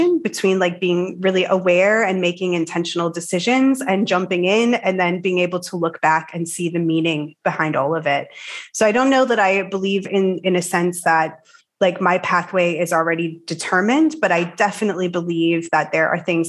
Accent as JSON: {"language": "English", "country": "United States", "moved": "as an adult", "lives_now": "Denmark", "said": "I'm American, but I live in Denmark right now"}